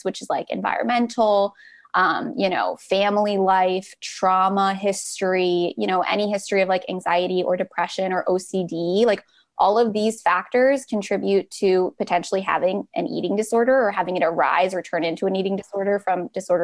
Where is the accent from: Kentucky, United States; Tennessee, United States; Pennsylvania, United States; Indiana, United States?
Pennsylvania, United States; West Chester; I'm from Westchester, Pennsylvania, which is right outside the suburbs